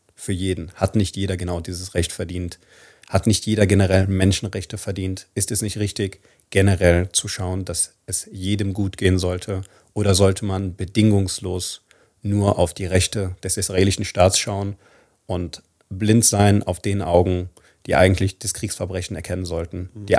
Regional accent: Palestine; wie wir als Palästinenser, als arabisches oder als muslimisches oder auch als christliches Volk

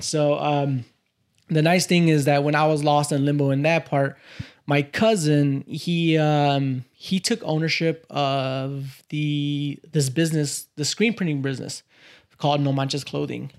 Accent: Cicero, Illinois, United States; also born or lived in Little Village, Chicago; now in Oak Park, United States; I grew up in the, uh, Chicagoland area in this little place called Little Village.

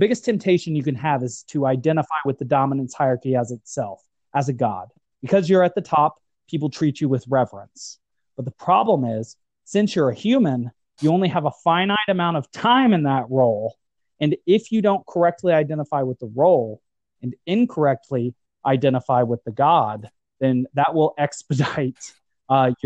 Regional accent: United States; As an American

